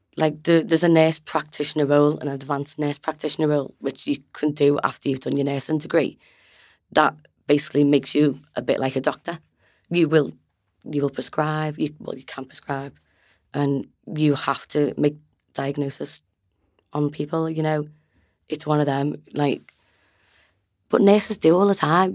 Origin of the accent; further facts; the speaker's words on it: Liverpool, North West England, United Kingdom; I'm from Liverpool.